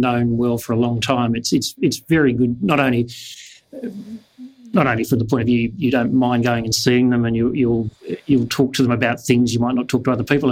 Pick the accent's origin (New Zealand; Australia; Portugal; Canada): Australia; Kalgoorlie, Western Australia; also born or lived in Kent, England; now in Perth, Australia; We came from Kent in England, and went straight from Kent in England to Kalgoorlie